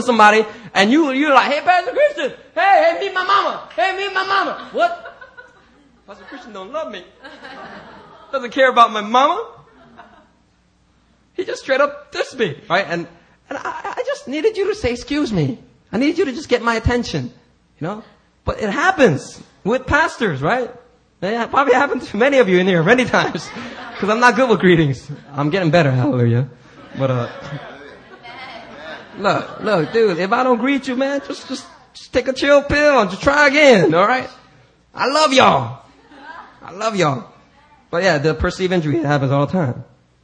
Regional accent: United States; I'm very American that way. I grew up in a black neighborhood

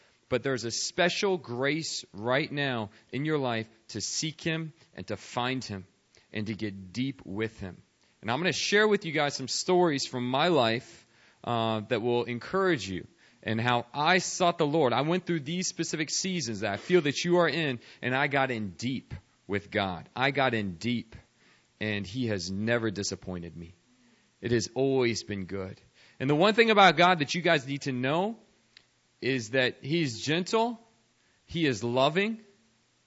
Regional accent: United States; I was a white suburbanite growing up outside Washington, D.C.

